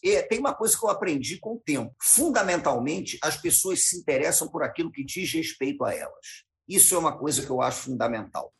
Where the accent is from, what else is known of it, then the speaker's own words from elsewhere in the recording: Rio de Janeiro, Brazil; Eu morei sempre no Rio de Janeiro, eu nasci no Rio de Janeiro.